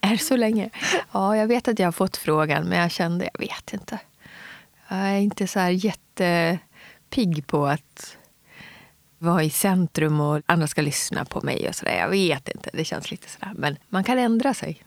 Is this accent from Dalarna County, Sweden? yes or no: yes; Gagnef, Dalarna County, Sweden; also born or lived in Umeå, Västerbotten; vi flyttade ner till Dalarna, till Mockfjärd bodde jag först